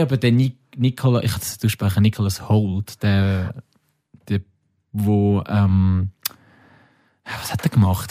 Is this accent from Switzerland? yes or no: yes; Switzerland; Wir sind Schweizer